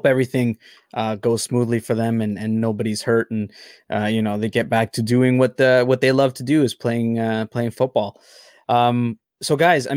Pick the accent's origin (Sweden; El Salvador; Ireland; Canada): El Salvador; I'm from El Salvador